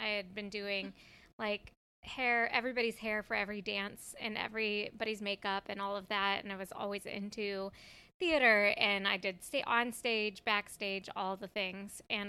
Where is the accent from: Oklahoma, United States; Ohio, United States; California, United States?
Ohio, United States; Canton; also born or lived in Cincinnati, Ohio; I grew up in Ohio, in Canton, northeastern Canton, Ohio.